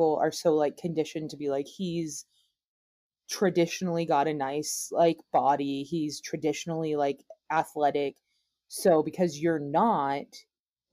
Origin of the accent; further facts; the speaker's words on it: the South, United States; growing up in the South